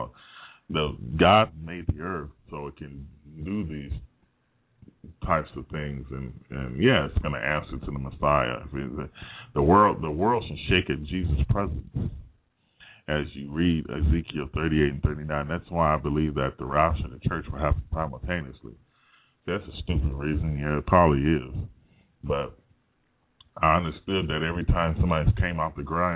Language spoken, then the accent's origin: English; United States; I'm an American